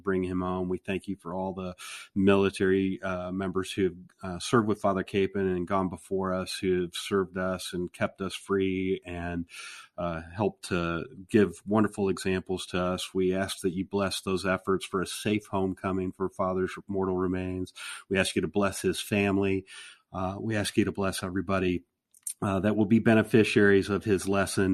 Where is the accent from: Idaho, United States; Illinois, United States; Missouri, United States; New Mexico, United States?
Illinois, United States; moved away; I grew up in Illinois